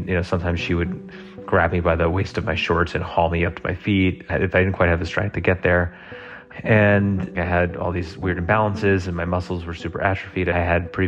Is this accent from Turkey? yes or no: no; New York City, New York, United States; now in Colorado, United States; I'm originally from Brooklyn, New York